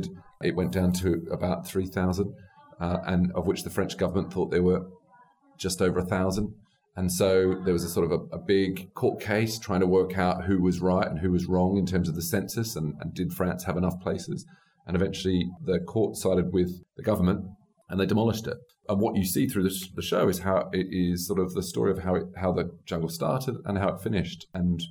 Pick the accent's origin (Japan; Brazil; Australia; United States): Australia; I'm an Australian, I suppose I say an Australian Republican